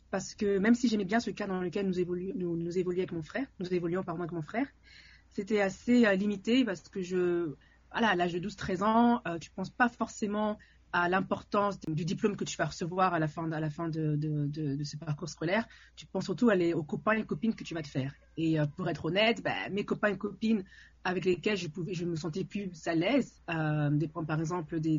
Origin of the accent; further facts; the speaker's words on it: Paris, Île-de-France, France; Je viens donc de, de la région parisienne euh, j'ai suis, j'ai grandi à, Paris.